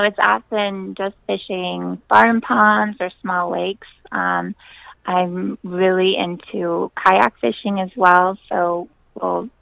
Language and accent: English; South Central Iowa, United States; So I'm from South Central Iowa. I grew up there, and I didn't move anywhere. I'm still here